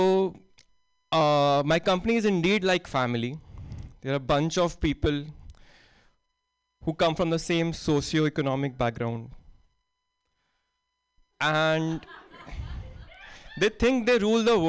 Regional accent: Delhi, India; moved away as an adult; now in United States; I am from Delhi. No, not the food joint, the city Delhi. And in Delhi, you are taught this from childhood

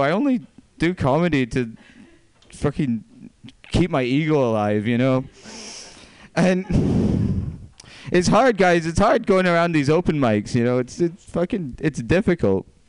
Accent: Scotland, United Kingdom; moved away; I'm not actually from here, as Pam alluded to. I'm from Scotland

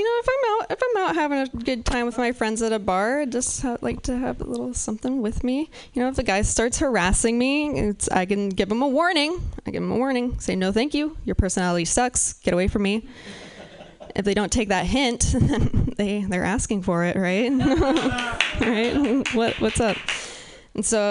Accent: Pacific Northwest, United States; I'm from the Pacific Northwest

